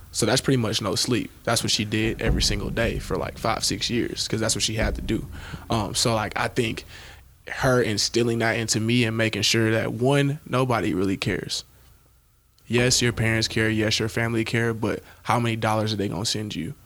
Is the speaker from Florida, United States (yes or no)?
no; Shreveport, Louisiana, United States; now in Nebraska, United States; I'm originally from Shreveport, Louisiana